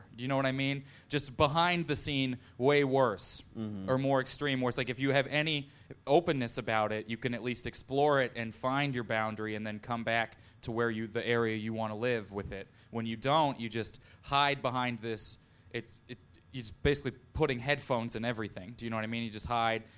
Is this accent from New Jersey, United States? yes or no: no; Missouri, United States; moved away; my hometown in Missouri